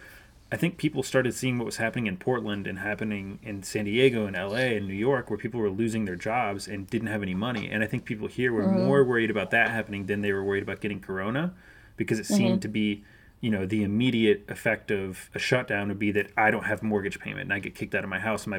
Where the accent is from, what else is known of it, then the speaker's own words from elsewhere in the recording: Japan; I mean, I grew up in Japan. I lived in Japan like not too long after SARS